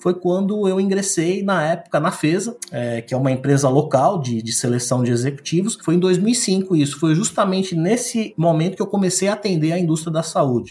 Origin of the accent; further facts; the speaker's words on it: São Paulo, Brazil; nascido e criado em São Paulo